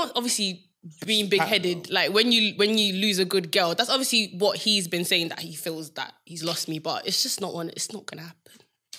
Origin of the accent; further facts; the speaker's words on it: Nigeria; Because I'm Nigerian.